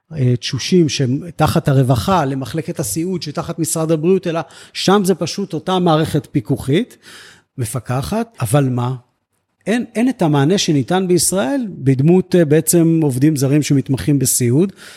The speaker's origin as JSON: {"language": "Hebrew", "town": "Netzer Sereni", "region": "Central District", "country": "Israel", "tie": "born or raised there", "also_born_or_lived": "Beersheba", "said": "אני נולדתי בבאר שבע והגעתי באמת בגיל שלוש-ארבע לקיבוץ"}